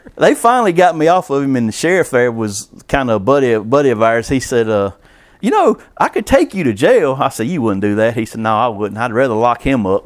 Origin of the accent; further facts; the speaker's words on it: Columbus, Georgia, United States; now in Alamance County, United States; I grew up on the Chattahoochee River